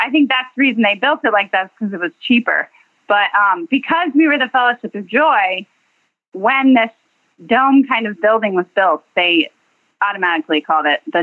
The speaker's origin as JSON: {"language": "English", "town": "Tallahassee", "region": "Florida", "country": "United States", "tie": "born or raised there", "lives_now": "Jupiter, United States", "said": "I grew up in Tallahassee"}